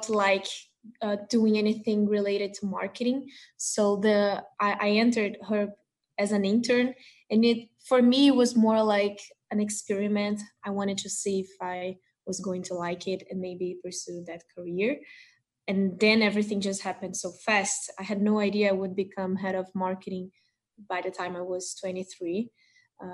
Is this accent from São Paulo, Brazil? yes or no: no; Rio de Janeiro, Brazil; I'm from Rio